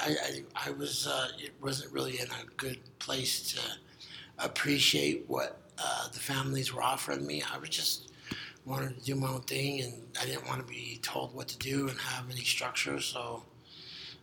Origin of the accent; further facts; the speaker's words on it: Salt Lake City, Utah, United States; I grew up right here in Salt Lake, all over the valley, west side, east side